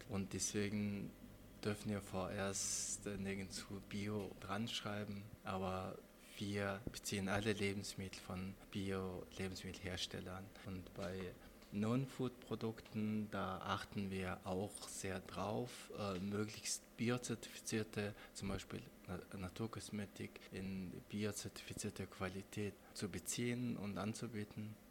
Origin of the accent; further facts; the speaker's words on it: Mongolia; now in Germany; ich bin selber Mongole. Und da bin ich von der Landschaft meines, äh, meiner Heimat sehr äh, fasziniert